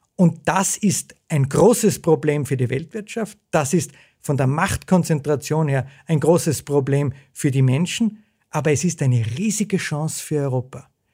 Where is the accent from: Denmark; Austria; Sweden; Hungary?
Austria; Zell am See, Salzburg; Ich bin groß geworden in Zell am See äh, in den 70er und 80er Jahren